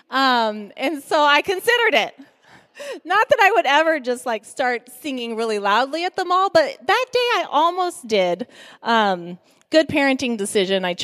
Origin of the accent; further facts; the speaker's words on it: Guinea; As many of you know, I grew up in Guinea, West Africa.